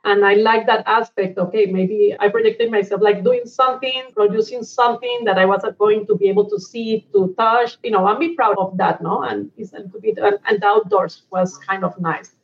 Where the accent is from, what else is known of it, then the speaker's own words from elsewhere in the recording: Cali, Valle del Cauca, Colombia; moved away as an adult; also born or lived in Bogota / Angola / Abu Dhabi; we were growing up in Cali. That is kind of a medium sized city in Colombia.